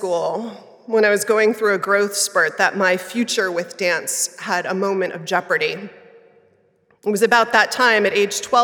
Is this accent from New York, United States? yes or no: yes; New York City, New York, United States; I grew up in Manhattan